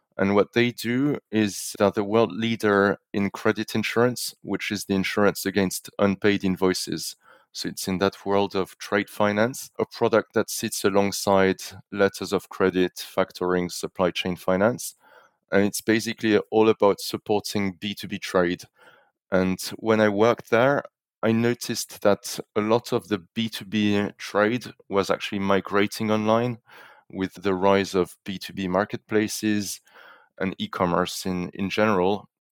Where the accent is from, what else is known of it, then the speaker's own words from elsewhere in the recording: France; moved away; also born or lived in London / Zurich; a French national